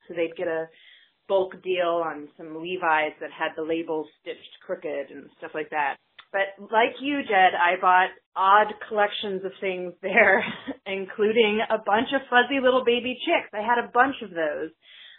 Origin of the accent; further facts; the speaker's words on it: Johnson, United States; I grew up in Johnson